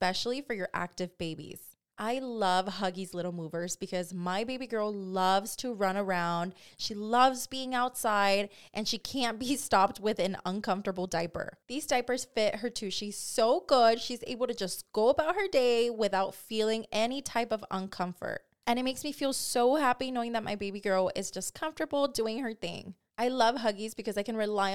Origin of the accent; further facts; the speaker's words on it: Watsonville, California, United States; now in Southern California, United States; We're from Watsonville